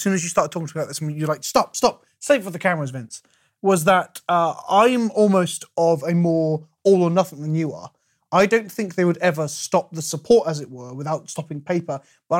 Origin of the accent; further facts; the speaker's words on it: England, United Kingdom; No, it's not Australia, but I'm from England.